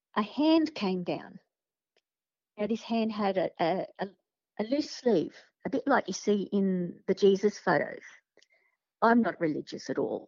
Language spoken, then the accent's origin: English; Sydney, New South Wales, Australia; I grew up in Padstow, in Sydney, in the 70s